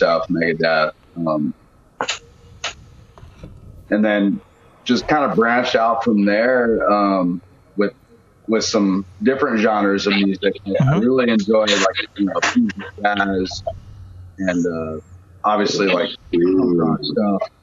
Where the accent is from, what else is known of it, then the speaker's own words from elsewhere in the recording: Phoenix, Arizona, United States; I was raised in the Phoenix area